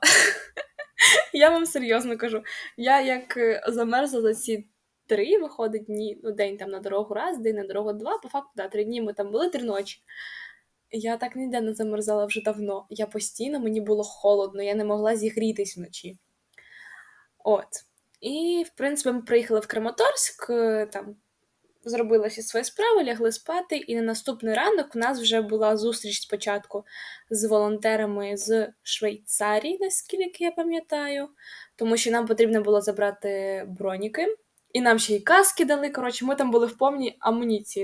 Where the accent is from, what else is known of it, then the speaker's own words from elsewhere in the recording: Kharkiv, Kharkiv Oblast, Ukraine; сама я з Харкова